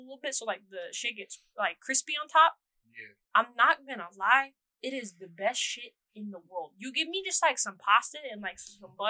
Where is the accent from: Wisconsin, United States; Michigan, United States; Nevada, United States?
Nevada, United States; Las Vegas; also born or lived in Texas; Well, I'm from Vegas, but oh, I grew okay, up a lot. I, I grew up say. in Vegas and in Texas.